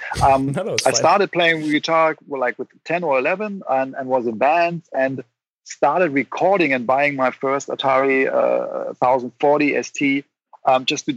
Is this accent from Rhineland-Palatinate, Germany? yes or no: yes; Rhine-Main area near Mainz, Rhineland-Palatinate, Germany; moved away as an adult; now in Berlin, Germany; I grew up in the Rhine-Main area near Mainz, Germany